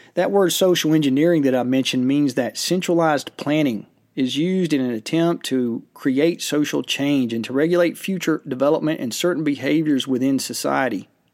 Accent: United States; us as American citizens

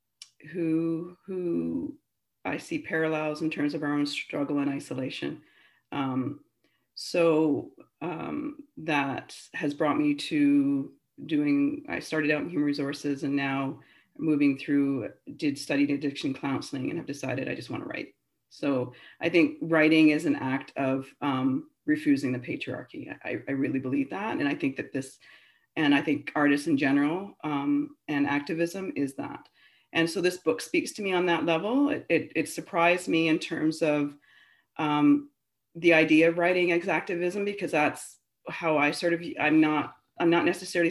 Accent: Ontario, Canada; moved away as an adult; now in Vancouver, Canada; I grew up in Ontario, Babel, Ontario

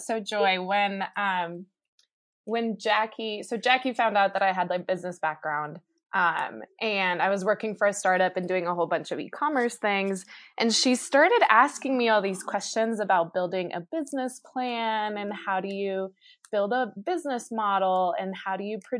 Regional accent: Colombia; My grandmother, I'm originally from Colombia, so my grandmother was actually kidnapped for 8 months.

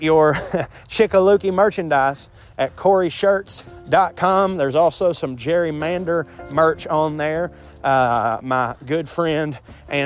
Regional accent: the South, United States; I was raised a man in the South

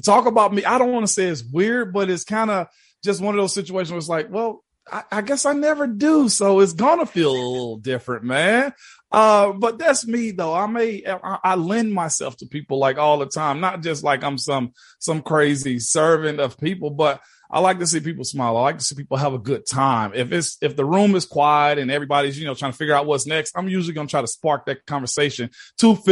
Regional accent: Henning, Tennessee, United States; moved away as an adult; also born or lived in Pittsburgh, Pennsylvania; It's Lauderdale County in Tennessee, but I was raised in Henning, Tennessee

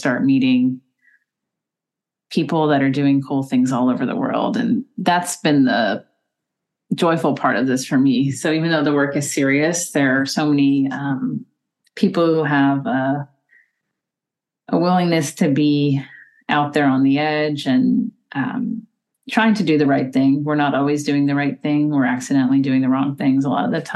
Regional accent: United States; as an American

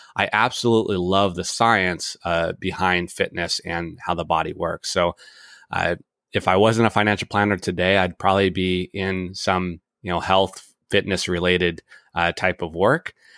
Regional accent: Edmonds, Washington, United States; born and raised in Edmonds, Washington.

